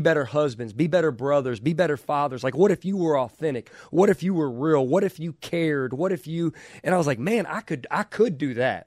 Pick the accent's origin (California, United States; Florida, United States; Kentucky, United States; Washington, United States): Kentucky, United States; I was from Kentucky